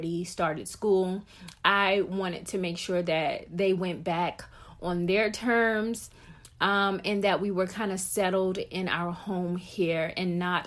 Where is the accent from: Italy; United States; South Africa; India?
United States; South Carolina; moved away as an adult; also born or lived in Fort Lee, Virginia / Fort Drum, New York / Odenton, Virginia / Woodbridge, Virginia; So I was born and raised in South Carolina, stayed there for 18 years.